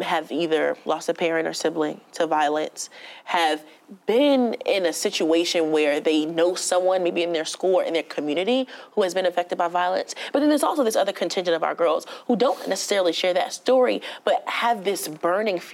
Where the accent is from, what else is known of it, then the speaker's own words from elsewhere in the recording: Newark, New Jersey, United States; I was born and raised in Newark